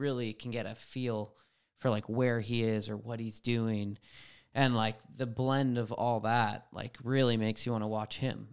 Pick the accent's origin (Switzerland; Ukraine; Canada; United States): Canada; Vancouver Island, British Columbia; I grew up on Vancouver Island, which was big bike influence